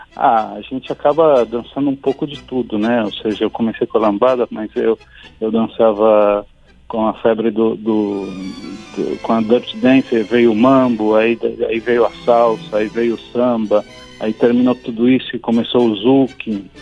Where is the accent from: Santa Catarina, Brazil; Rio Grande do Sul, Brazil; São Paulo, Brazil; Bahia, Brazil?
São Paulo, Brazil; Eu nasci em São Paulo